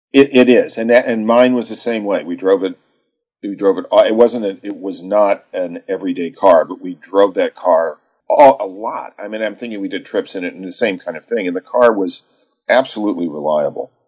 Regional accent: Texas, United States; as a boy, I grew up in Texas

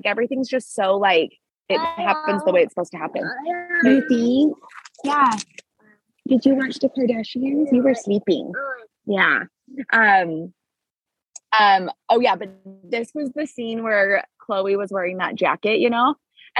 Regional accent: California, United States; also born or lived in Washington / Canada; My mom, I'm from California and Washington and Canada.

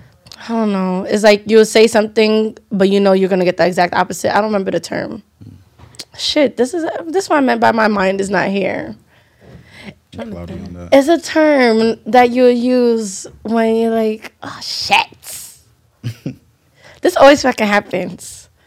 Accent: United States; especially us being Nigerian Americans, that it wasn't us hiding ourselves.

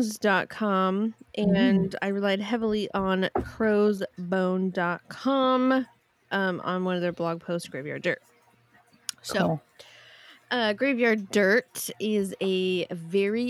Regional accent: California, United States; I'm just from California

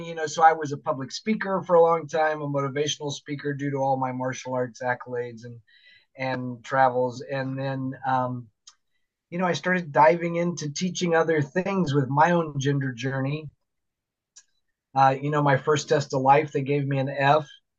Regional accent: Florida, United States; now in Seattle, United States; I'm originally from Florida

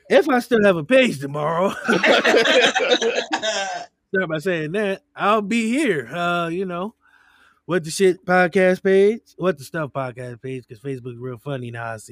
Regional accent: Cleveland, Ohio, United States; I'm from Cleveland, y'all.

